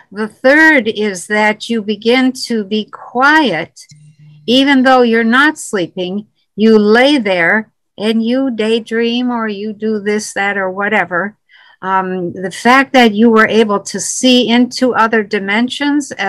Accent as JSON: {"language": "English", "region": "Quebec", "country": "Canada", "said": "I'm French Canadian in Quebec."}